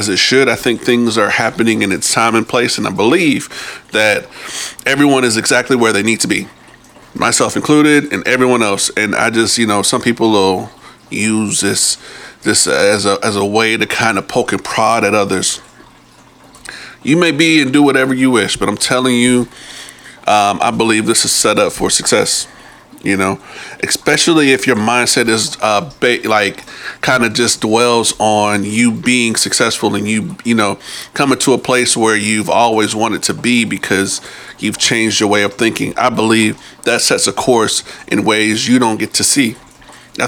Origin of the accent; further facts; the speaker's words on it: New Jersey, United States; I'm from Jersey